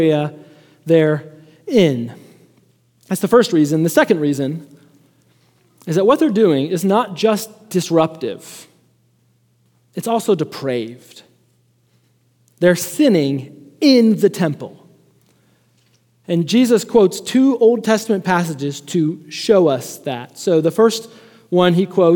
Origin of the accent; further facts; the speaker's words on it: Chicago, Illinois, United States; moved away; also born or lived in Lubbock, Texas; I'm from Chicago